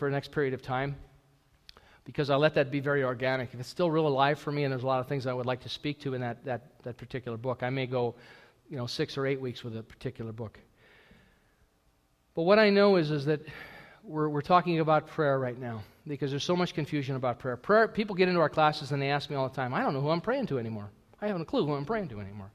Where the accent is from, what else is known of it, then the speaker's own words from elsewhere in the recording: United States; moved away as an adult; I'm an American